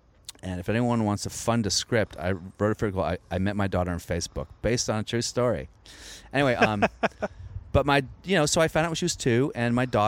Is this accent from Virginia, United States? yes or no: yes; Virginia, United States; born or raised there